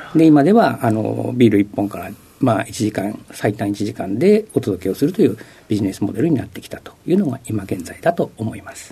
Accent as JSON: {"language": "Japanese", "region": "Tokyo", "country": "Japan", "tie": "born or raised there"}